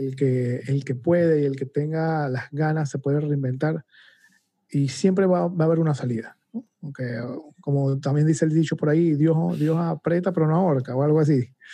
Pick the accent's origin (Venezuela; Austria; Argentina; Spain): Venezuela; moved away as an adult; now in Panama; cuando yo vivía en Venezuela hace más de 12 años